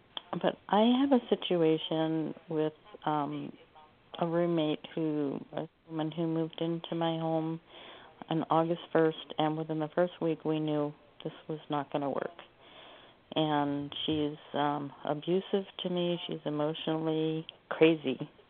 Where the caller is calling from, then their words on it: Oregon, United States; I'm calling from Oregon.